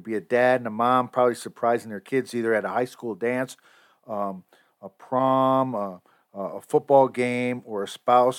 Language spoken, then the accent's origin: English; United States; I am proud that I'm an American.